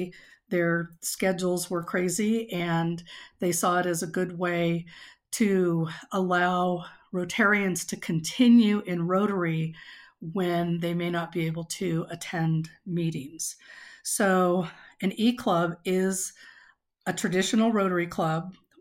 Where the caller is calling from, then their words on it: Cora, Wyoming, United States; I'm currently the president of Rotary E-Club of the Southwest USA. I am calling in from Cora, Wyoming